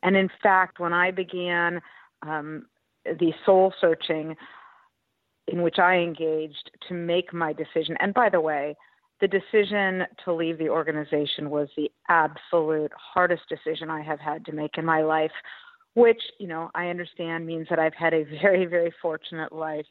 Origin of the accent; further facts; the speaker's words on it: Los Angeles, California, United States; also born or lived in Berkeley; I came back to my hometown of Los Angeles for grad school